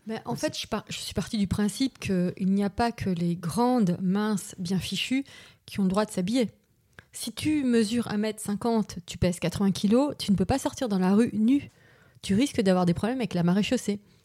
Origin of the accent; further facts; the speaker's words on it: Paris, Île-de-France, France; je suis née à Paris, enfin, en région parisienne, j'ai grandi à Paris